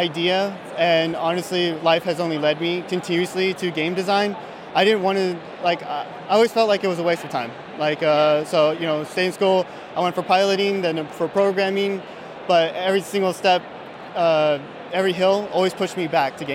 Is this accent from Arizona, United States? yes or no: no; San Antonio, Texas, United States